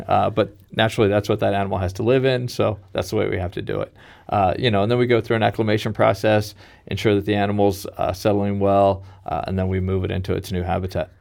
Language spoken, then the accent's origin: English; Kansas City, Missouri, United States; my hometown in Kansas City